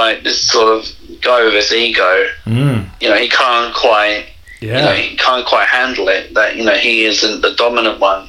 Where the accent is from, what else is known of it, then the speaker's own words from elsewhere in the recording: England, United Kingdom; moved away; I grew up in England